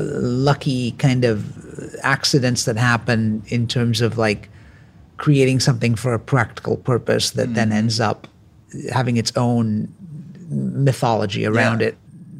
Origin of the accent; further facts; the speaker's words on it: England, United Kingdom; I grew up in England